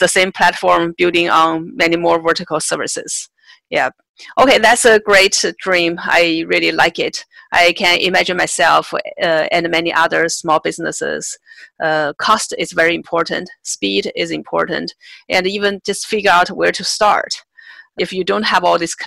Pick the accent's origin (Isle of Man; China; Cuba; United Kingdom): China; I grew up in China as well